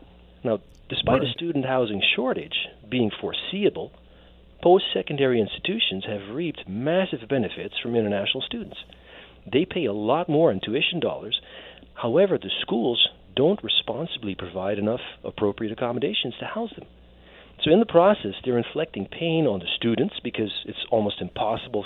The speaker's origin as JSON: {"language": "English", "country": "Netherlands", "tie": "born or raised there", "moved": "as an adult", "lives_now": "Canada", "said": "I'm an immigrant myself. I was born and raised in the Netherlands. I came over here when I was about 20"}